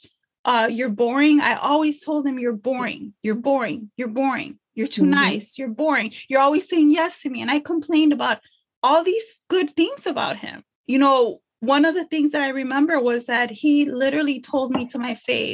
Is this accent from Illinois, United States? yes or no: yes; Chicago, Illinois, United States; For all my Chicago people, I grew up in Little Village.